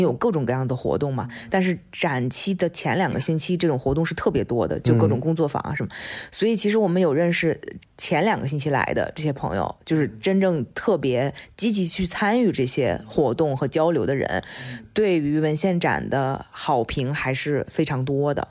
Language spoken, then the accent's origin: Chinese; China; moved away; 我们从中国出来的，或者是中国教育长大的